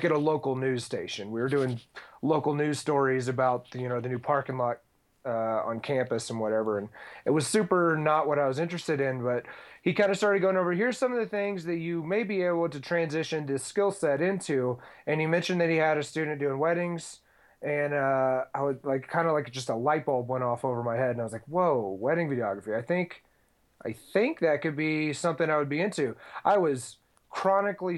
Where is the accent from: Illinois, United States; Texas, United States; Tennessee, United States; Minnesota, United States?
Texas, United States; Houston; I am from Texas originally. I grew up in Houston